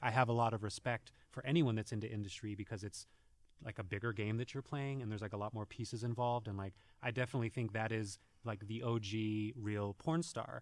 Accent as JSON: {"language": "English", "region": "New Mexico", "country": "United States", "tie": "born or raised there", "said": "growing up in New Mexico"}